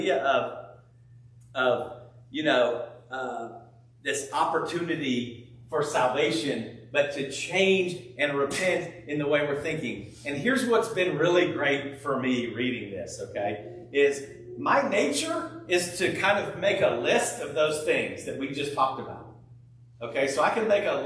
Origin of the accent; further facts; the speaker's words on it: California, United States; I grew up in California